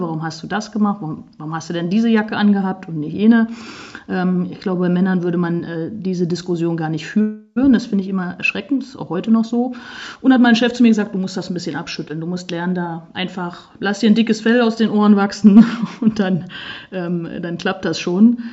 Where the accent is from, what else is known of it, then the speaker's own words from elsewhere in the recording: Saxony-Anhalt, Germany; Ich komme ja aus Sachsen-Anhalt